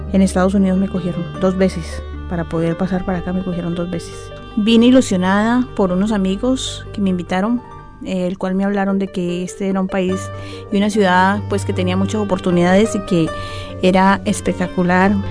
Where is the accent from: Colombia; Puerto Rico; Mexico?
Colombia; moved away as an adult; also born or lived in United States; me tocó salir de Colombia pues porque nosotros teníamos un negocio